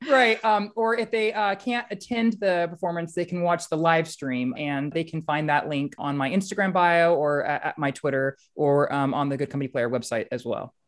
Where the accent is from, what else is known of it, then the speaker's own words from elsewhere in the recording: Central Valley, California, United States; moved away; I've lived a lot of places since, since growing up in the Central Valley